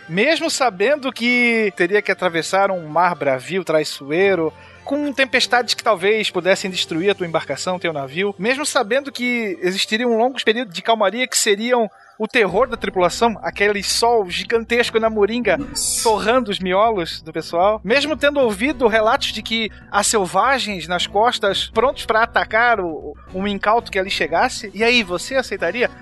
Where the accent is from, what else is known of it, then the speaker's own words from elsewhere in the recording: Santa Catarina, Brazil; eu sou de Santa Catarina